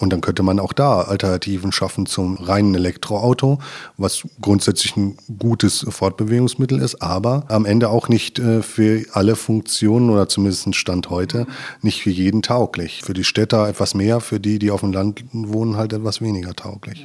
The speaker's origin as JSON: {"language": "German", "area": "Ruhr area, Westphalia / Sauerland border", "region": "North Rhine-Westphalia", "country": "Germany", "tie": "born or raised there", "also_born_or_lived": "Lemgo, Lippe", "moved": "yes", "lives_now": "Lippe, Germany", "said": "ich bin aus dem Ruhrgebiet, ähm, quasi Westfale halber Sauerländer. Das ist irgendwie so ein Grenzgebiet, wo ich aufgewachsen bin"}